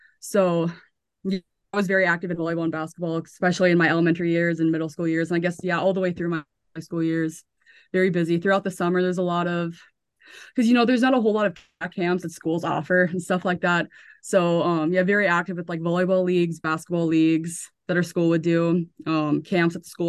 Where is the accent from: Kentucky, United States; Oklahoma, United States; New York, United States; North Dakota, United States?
North Dakota, United States; Center; A lot of people, I feel like, enjoy growing up in a small town, but like I absolutely loved it.